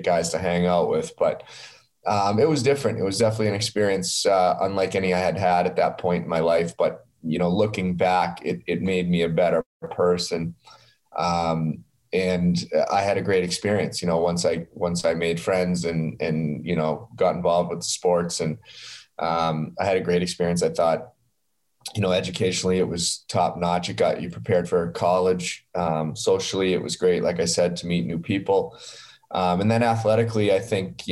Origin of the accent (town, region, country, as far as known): Massachusetts, United States; born or raised there; moved away as an adult; also born or lived in Iowa